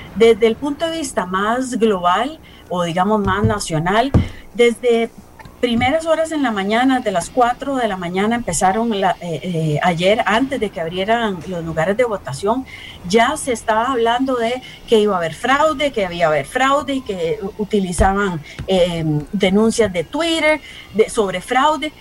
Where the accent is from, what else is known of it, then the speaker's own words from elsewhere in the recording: Costa Rica; nosotros como costarricenses